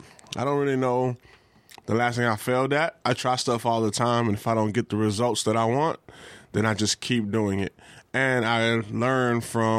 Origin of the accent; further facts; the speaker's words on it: Texas, United States; accent: drawl; Yeah, I'm from Texas, so I speak with a draw.